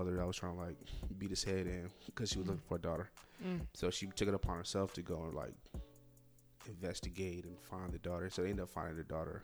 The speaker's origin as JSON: {"language": "English", "region": "Florida", "country": "United States", "said": "I'm from Florida"}